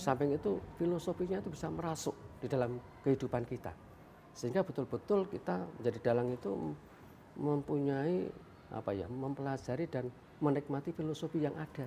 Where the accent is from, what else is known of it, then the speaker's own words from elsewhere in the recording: Gunung Kidul, Special Region of Yogyakarta, Indonesia; di daerah saya dulu di Gunung Kidul itu dulu paling hanya kurang dari 10 sekarang sudah hampir 200